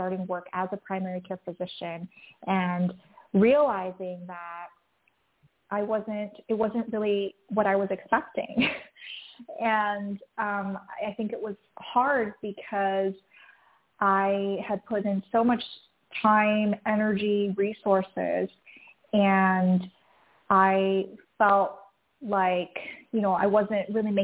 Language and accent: English; Taiwan; moved away; also born or lived in San Francisco; growing up, I grew up in Taiwan